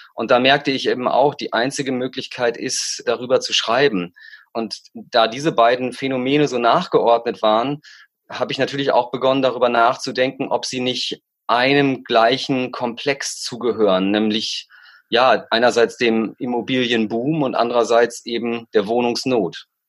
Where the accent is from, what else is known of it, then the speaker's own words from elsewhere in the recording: East Frisia, Lower Saxony, Germany; moved away as an adult; now in Berlin, Germany; in Ostfriesland, wo ich herkomme, was meine Heimat ist, mein Ursprungsort, mein Herkunftsort